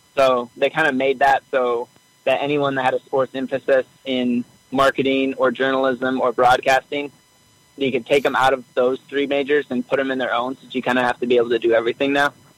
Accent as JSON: {"language": "English", "town": "Treynor", "region": "Iowa", "country": "United States", "said": "I am actually from Iowa"}